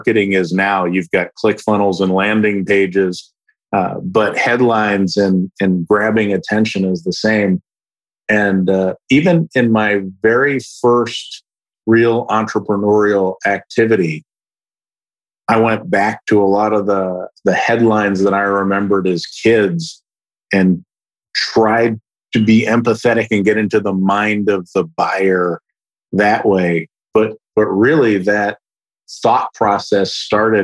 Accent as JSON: {"language": "English", "town": "Philadelphia", "region": "Pennsylvania", "country": "United States", "tie": "born or raised there", "moved": "yes", "lives_now": "Dallas, United States", "said": "So I was born in Philadelphia. I live in Dallas now, but I grew up in the Northeast"}